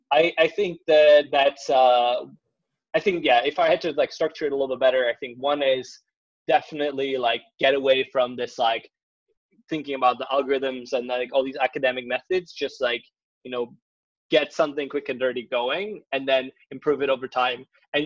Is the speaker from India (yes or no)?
no; Prague, Czechia; born there; I mean, yeah, ironically, so I was born in Prague.